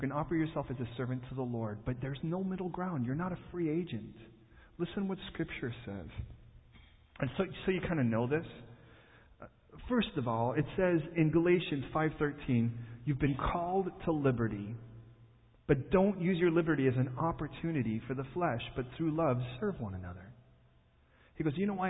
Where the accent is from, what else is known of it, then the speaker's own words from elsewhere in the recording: Chicago, Illinois, United States; Born and raised in Chicago